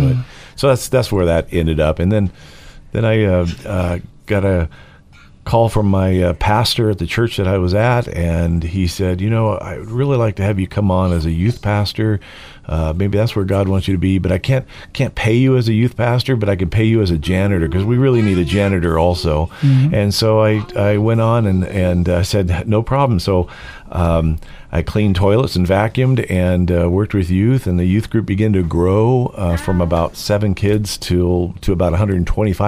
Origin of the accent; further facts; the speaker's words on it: California, United States; also born or lived in Oregon; now in Idaho, United States; I born and raised in California